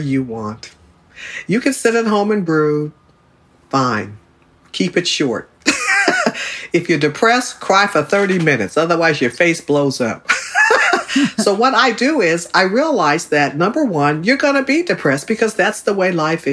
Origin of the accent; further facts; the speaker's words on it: Berkeley, California, United States; I was raised in Berkeley and I played at San Pablo Park.